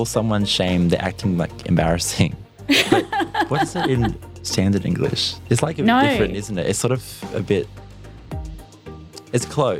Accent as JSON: {"language": "English", "town": "Tamworth", "region": "New South Wales", "country": "Australia", "said": "I'm Gamilaroi from Tamworth."}